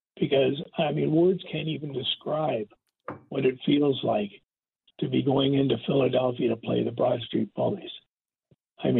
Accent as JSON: {"language": "English", "town": "Toronto", "region": "Ontario", "country": "Canada", "tie": "born or raised there", "also_born_or_lived": "Regina, Saskatchewan", "said": "I'm originally from Regina, most of my growing up was in Toronto."}